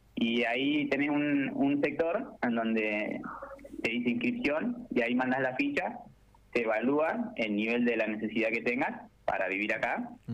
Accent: General Pico, La Pampa, Argentina; moved away as an adult; now in Córdoba, Argentina; soy de ahí de pico

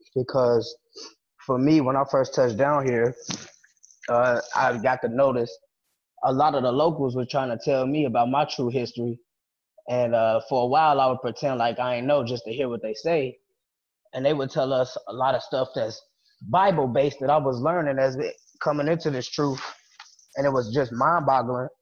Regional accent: United States; moved away; I'm American. My grandfather American. My great grandfather American.

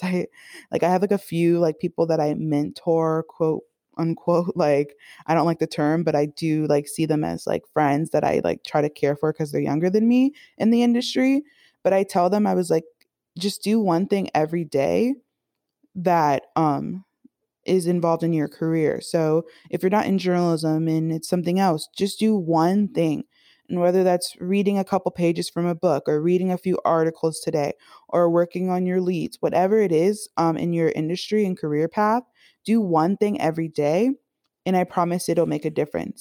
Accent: Miami, Florida, United States; moved away; I grew up in Miami, so everything is very, like, beachy and fun, flowy

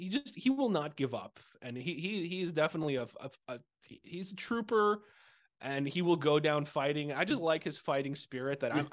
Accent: Chicago, Illinois, United States; just because I'm a Chicagoan.

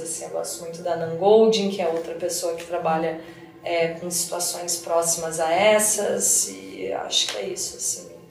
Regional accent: Porto Alegre, Rio Grande do Sul, Brazil; moved away as an adult; now in São Paulo, Brazil; comecei a estudar em Porto Alegre, no Rio Grande do Sul, que é de onde eu venho, né, minha cidade

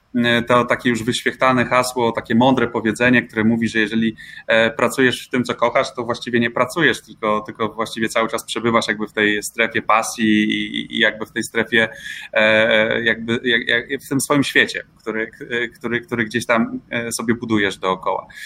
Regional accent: Olsztyn, Warmian-Masurian Voivodeship, Poland; Ja pochodzę z Olsztyna i, i właśnie w Olsztynie te swoje pierwsze radiowe kroki stawiałem

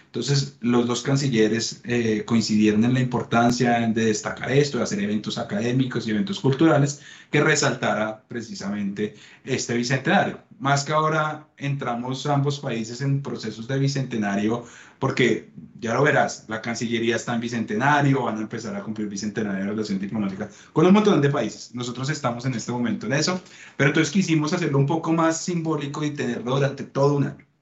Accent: Colombia; moved away as an adult; now in Mexico; como diplomático colombiano

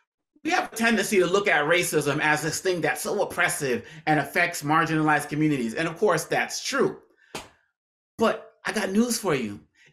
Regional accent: Boston, Massachusetts, United States; You know, because just growing up in Boston, Massachusetts, not knowing any

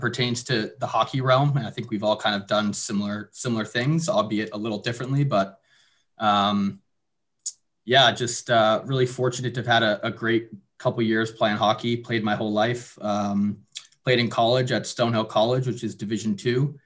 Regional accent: Madison, New Jersey, United States; I'm originally from New Jersey, Madison, New Jersey, which is in Morris County, kind of up north there

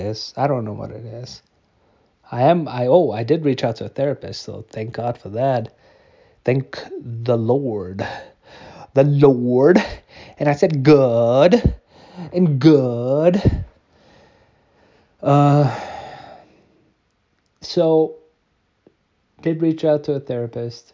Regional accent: Germany; I grew up in Germany.

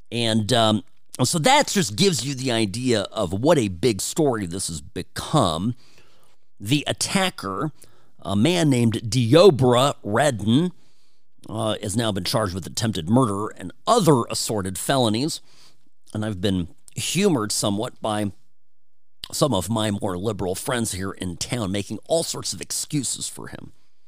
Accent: California, United States; I grew up in Southern California. As a white kid, I was a minority in my school.

